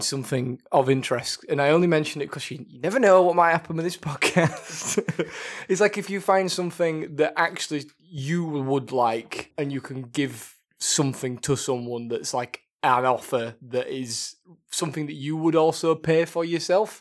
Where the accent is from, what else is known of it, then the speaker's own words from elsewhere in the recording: Yorkshire and the Humber, United Kingdom; I'm from Yorkshire